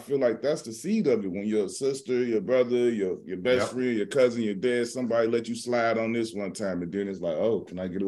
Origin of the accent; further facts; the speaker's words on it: Midwest, United States; moved away; I'm not from the West Coast. I'm from the Midwest, so they really don't know me right like that out West